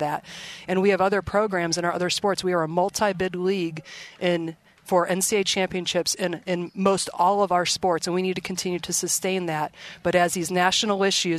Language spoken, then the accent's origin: English; Indianapolis, Indiana, or Cleveland, Ohio, Midwest, United States; moved away as an adult; Indianapolis, Indiana, or Cleveland, Ohio, where I grew up